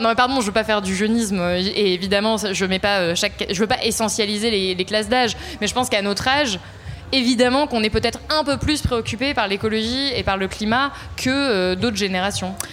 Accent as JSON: {"language": "French", "area": "Ardèche", "region": "Auvergne-Rhône-Alpes", "country": "France", "moved": "yes", "said": "J'ai pas grandi à Paris, euh, je viens pas euh, voilà, d'une famille où j'ai baigné dans le journalisme euh, très mhm. jeune. Et donc je viens d'Ardèche, d'un tout petit village"}